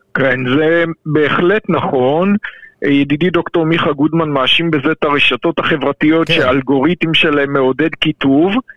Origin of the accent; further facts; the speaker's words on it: Israel; אני גדלתי במדינת ישראל